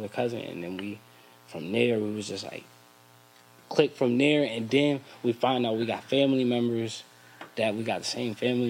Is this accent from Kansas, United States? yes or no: no; Bridgeport, Connecticut, United States; also born or lived in Stratford, Connecticut / Florida; I'm from Bridgeport. I moved to Stratford schooling